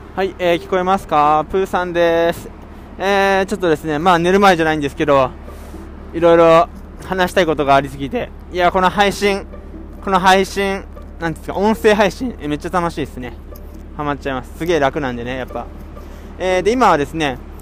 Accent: Kawasaki, Kanagawa, Japan; 僕のえー、地元の神奈川は特に川崎市の方なんかは雪なんて積もるのは2年に1回とか

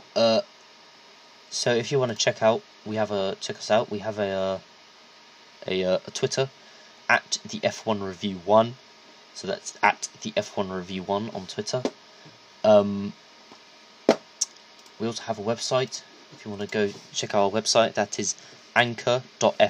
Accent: United Kingdom; I'm British

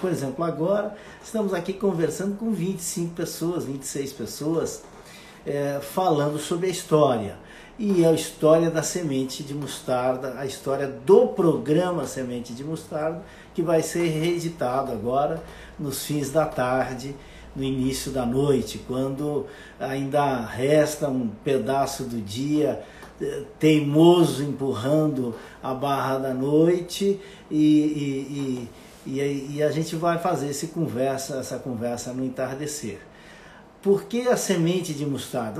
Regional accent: Monte Carlo, Santa Catarina, Brazil; Monte Carlo, aonde eu nasci. E isso fica no oeste catarinense, numa pequena comunidade com 8, 9 mil habitantes.

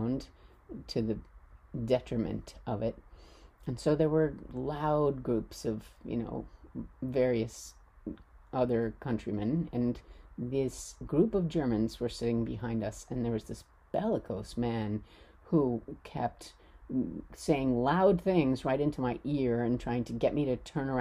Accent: United States; I'm American

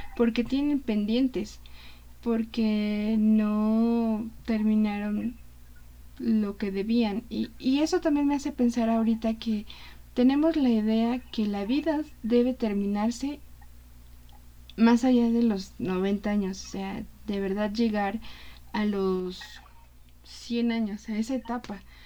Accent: Mexico; como mexicanos

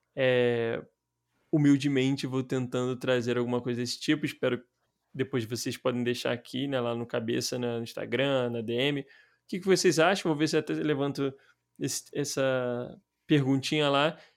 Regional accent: Rio de Janeiro, Brazil; A gente somos cariocas e tal, mas a gente nunca tinha morado fora

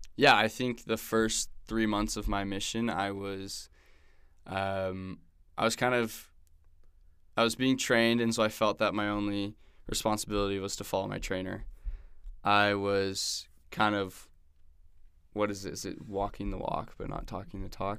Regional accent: Newport Beach, California, United States; moved away as an adult; also born or lived in Arizona / Manaus, Brazil; now in Provo, United States; I grew up in Newport Beach

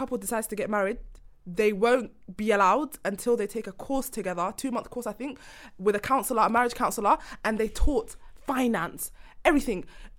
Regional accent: London, United Kingdom; I'm from South London

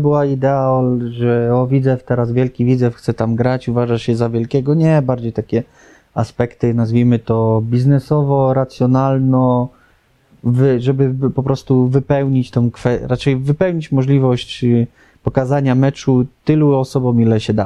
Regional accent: Lubin, Lower Silesian Voivodeship, Poland; wychowałem się w Lubinie

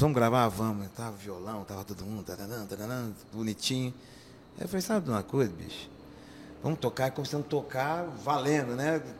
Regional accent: interior of São Paulo, Brazil; now in Campo Grande, Brazil; vim do interior de São Paulo, presidente de São desse tamanhozinho

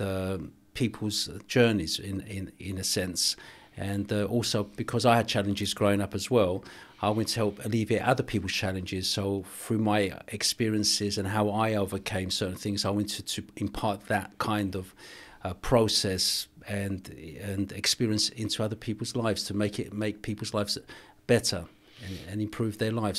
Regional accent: England, United Kingdom; also born or lived in Cyprus; I was born in Cyprus, I grew up in England.

